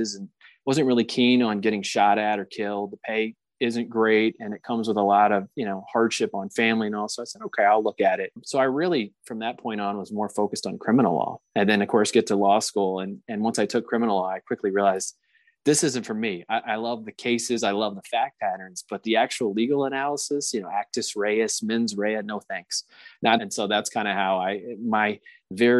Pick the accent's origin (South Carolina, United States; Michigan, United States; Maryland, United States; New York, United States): South Carolina, United States; moved away; I'm from South Carolina originally